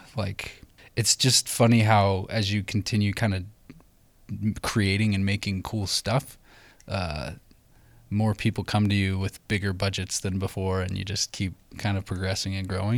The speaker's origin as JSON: {"language": "English", "region": "Idaho", "country": "United States", "tie": "born or raised there", "said": "we grew up in Idaho"}